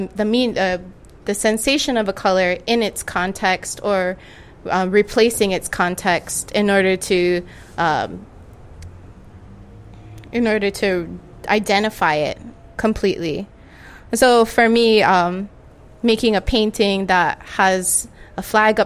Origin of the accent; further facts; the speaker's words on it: Hawaii, United States; Growing up in Hawaii